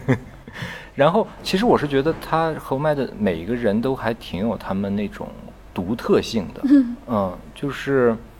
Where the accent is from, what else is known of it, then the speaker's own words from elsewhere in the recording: China; 我们都是中国人